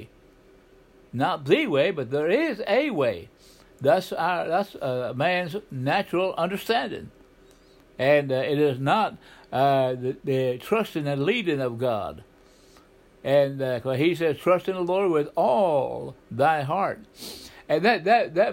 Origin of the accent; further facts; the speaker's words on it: southeastern Oklahoma, United States; I grew up in Oklahoma, a southeastern part